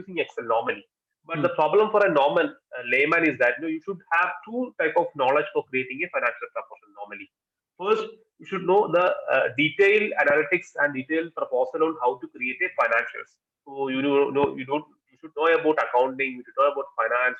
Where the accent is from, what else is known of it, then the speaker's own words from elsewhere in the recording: Kerala, India; we are basically from Kerala